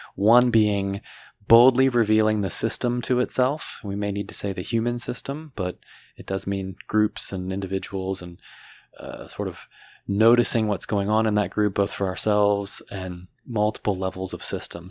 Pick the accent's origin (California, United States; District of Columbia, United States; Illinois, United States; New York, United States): District of Columbia, United States; Washington, D.C. area; moved away; I'm born and raised in the Washington, D C area, as opposed to inside the city limits